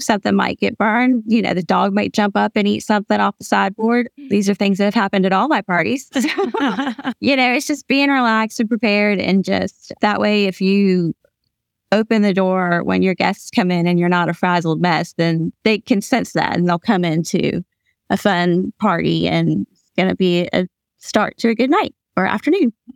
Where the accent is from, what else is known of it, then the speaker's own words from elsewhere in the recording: Atlanta, Georgia, United States; also born or lived in Louisville, Kentucky; now in Hickory, United States; I'm from Atlanta, Georgia. My family's from Louisville, Kentucky. I live in Hickory, North Carolina